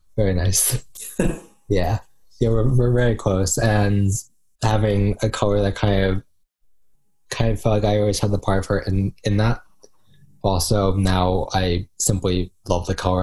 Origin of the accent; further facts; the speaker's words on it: New Jersey, United States; I am from New Jersey